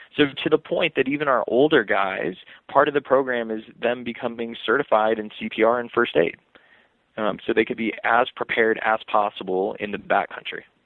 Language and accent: English; Los Angeles, California, United States; also born or lived in Pennsylvania; I was born in Los Angeles so the concrete jungle out there